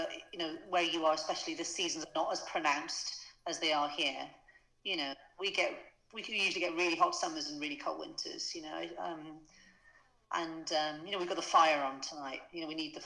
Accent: Wales, United Kingdom; moved away as an adult; also born or lived in London; now in Abergavenny, United Kingdom; I grew up in Wales.

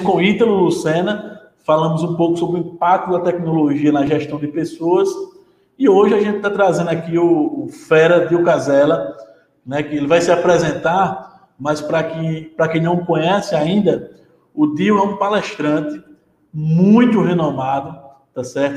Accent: Paraíba, Brazil; eu estou na Paraíba, sou da Paraíba

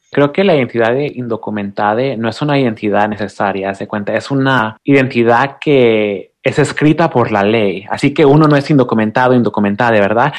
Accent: Oaxaca, Mexico; also born or lived in Boston, Massachusetts / State of Mexico; now in California, United States; crecí en Oaxaca con mi abuela

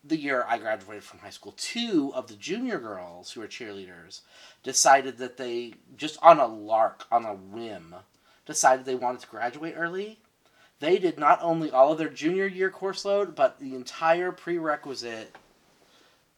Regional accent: Texas, United States; growing up in Texas

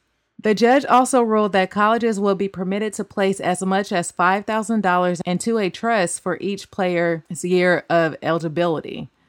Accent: Oakland, California, United States; My hometown. Sorry.

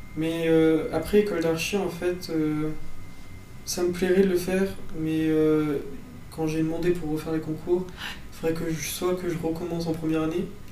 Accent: Ardèche, Auvergne-Rhône-Alpes, France; moi je suis d'Ardèche, donc euh, vraiment près de Saint-Étienne.

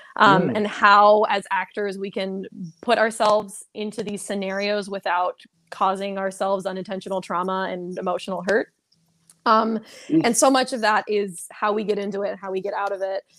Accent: Seattle, Washington, United States; moved away as an adult; now in Orlando, United States; I'm originally from the Seattle area

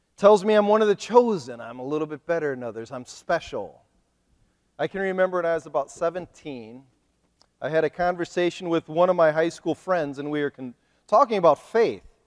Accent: Ohio, United States; moved away as an adult; now in Kent City, United States; I am a missionary from Ohio

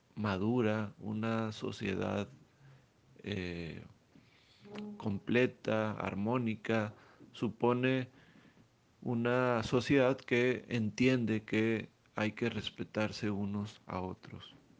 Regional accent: Monterrey, Nuevo León, Mexico; qué queremos ser como regiomontanos

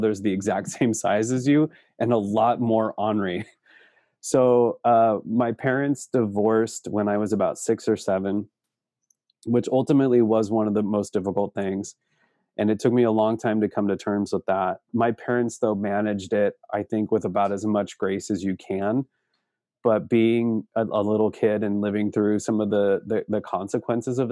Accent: Seattle, Washington, United States; now in Spokane, United States; I grew up in the Seattle area. I was born in downtown Seattle

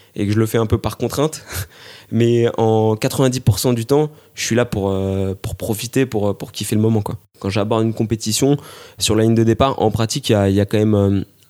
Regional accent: Grenoble, Auvergne-Rhône-Alpes, France; je suis grenoblois

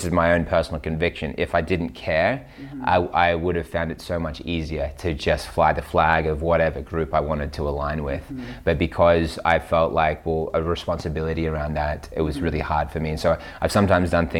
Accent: Newcastle, New South Wales, Australia; In Australia, Newcastle.

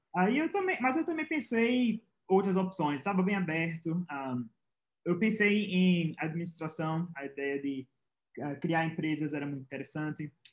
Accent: Pernambuco, Brazil; Eu sou de Pernambuco, tinha a Federal de Pernambuco e a UPE, que é a estadual de Pernambuco.

